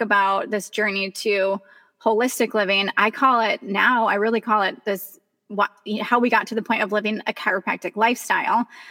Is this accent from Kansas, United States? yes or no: yes; Kansas, United States; moved away; I grew up in Kansas